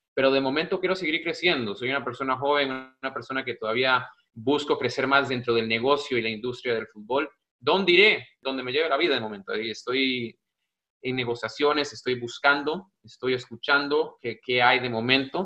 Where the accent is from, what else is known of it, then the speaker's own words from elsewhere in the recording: Costa Rica; also born or lived in United States; now in Spain; Sí, soy un costarricense, soy tico, soy centroamericano, estoy en Europa